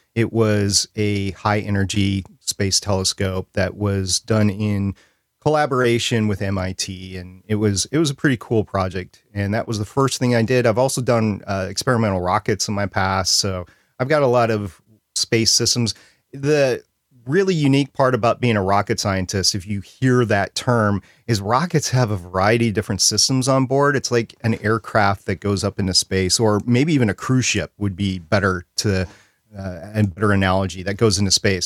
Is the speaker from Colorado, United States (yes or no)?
no; Minnesota, United States; moved away; I'm from Minnesota